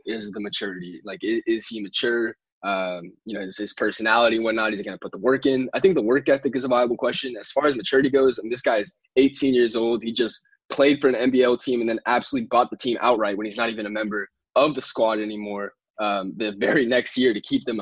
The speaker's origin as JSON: {"language": "English", "region": "Southern California", "country": "United States", "tie": "born or raised there", "said": "I growing up in Southern California"}